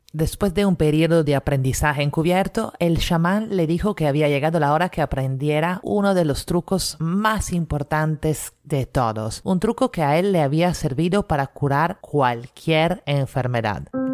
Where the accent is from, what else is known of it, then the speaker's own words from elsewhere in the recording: Italy; now in Lima, Peru; italiana en Lima